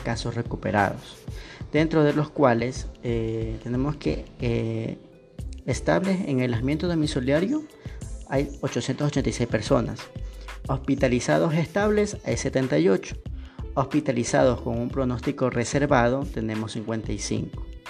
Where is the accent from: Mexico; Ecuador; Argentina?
Ecuador